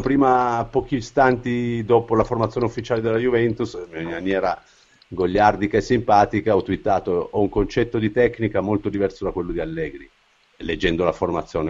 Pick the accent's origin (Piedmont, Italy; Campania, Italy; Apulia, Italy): Piedmont, Italy; Turin; sono torinese